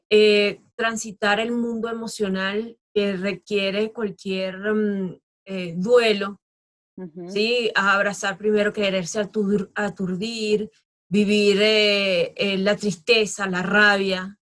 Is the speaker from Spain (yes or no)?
yes; Spain; also born or lived in Thailand; ya es tiempo de regresar a mi país. Yo llegué al aeropuerto de Barajas en, España porque quería ya estar con, con, mi gente, acá casa una tía